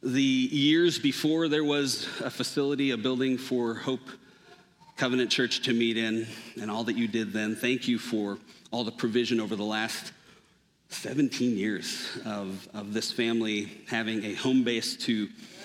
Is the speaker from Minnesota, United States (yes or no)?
yes; Minnesota, United States; moved away; I grew up in Minnesota and was there from the time I was born